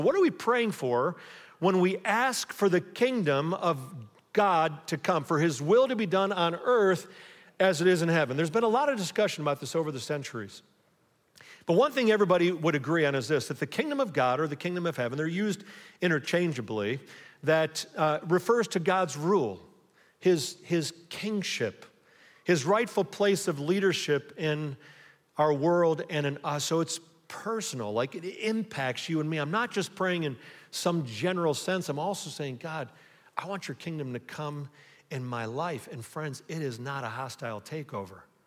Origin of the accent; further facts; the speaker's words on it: Buckeye, Ohio, United States; I'm an American or a Buckeye